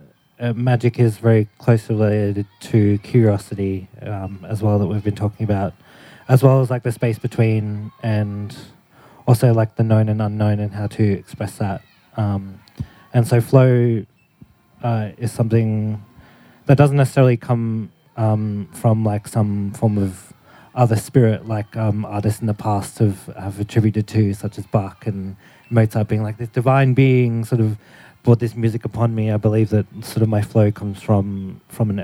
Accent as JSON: {"language": "English", "region": "Queensland", "country": "Australia", "tie": "born or raised there", "said": "my environment growing up in Queensland"}